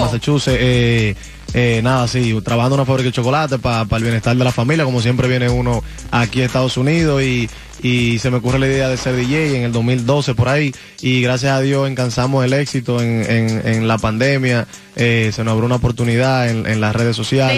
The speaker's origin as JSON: {"language": "Spanish", "country": "Dominican Republic", "said": "Yo soy del Cibao de la capital"}